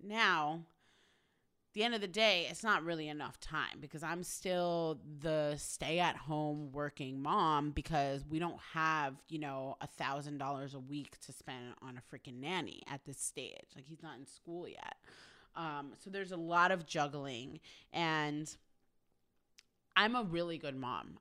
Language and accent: English; New York, United States; now in Los Angeles, United States; I'm from New York